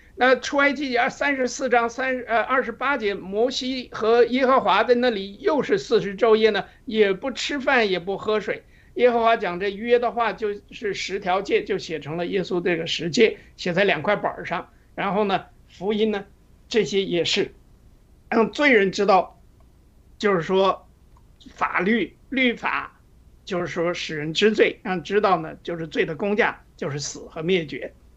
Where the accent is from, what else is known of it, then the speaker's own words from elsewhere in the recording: Northeast China, China; 因为我是东北人